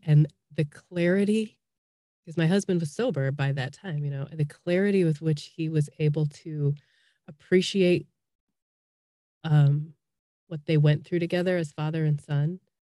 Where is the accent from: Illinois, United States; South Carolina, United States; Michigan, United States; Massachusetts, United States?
Illinois, United States; Chicago; moved away as an adult; now in Columbus, Indiana, United States; I'm originally from Chicago